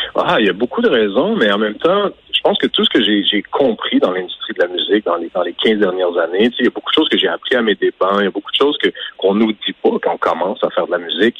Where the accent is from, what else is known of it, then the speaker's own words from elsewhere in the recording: Quebec, Canada; en tant que Québécois, en tant que Canadien